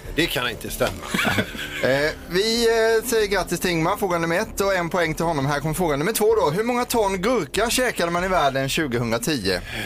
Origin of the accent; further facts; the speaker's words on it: Karlskrona, Blekinge, Sweden; moved away; Karlskrona där jag kommer ifrån